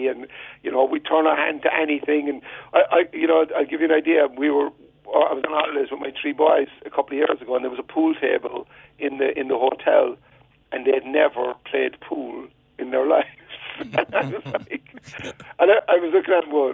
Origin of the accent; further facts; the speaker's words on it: Cork, Munster, Ireland; moved away as an adult; now in United States; growing up in Toker